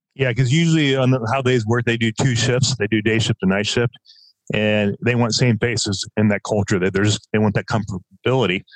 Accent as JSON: {"language": "English", "region": "Southern Oregon", "country": "United States", "tie": "born or raised there", "also_born_or_lived": "Los Angeles, United States", "moved": "as an adult", "lives_now": "Southern California, United States", "said": "I, I grew up in Southern Oregon."}